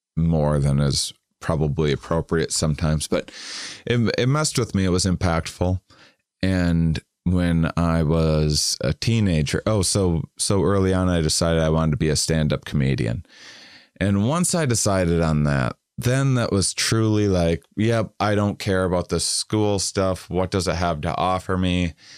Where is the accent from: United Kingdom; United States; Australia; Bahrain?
United States; Wisconsin; I'm from Wisconsin